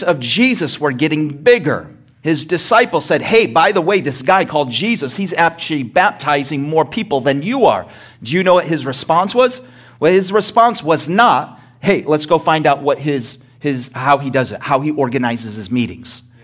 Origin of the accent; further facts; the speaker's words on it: United States; I was born in America